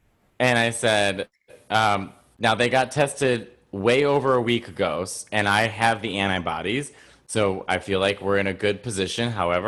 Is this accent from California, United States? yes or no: no; New York City, New York, United States; I'm a New Yorker.